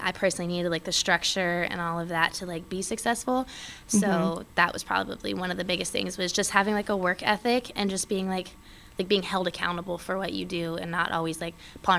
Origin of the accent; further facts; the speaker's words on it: Travis Air Force Base, California, United States; born there; I was born on Travis Air Force Base.